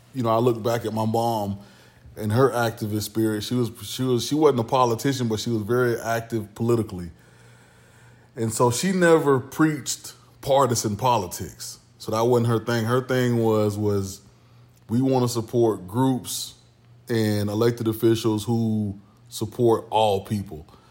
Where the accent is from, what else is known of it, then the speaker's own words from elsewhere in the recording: Orlando, Florida, United States; now in Southeast Texas, United States; I moved over to Pine Hills. And so, um, that's where, you know, I pretty much grew up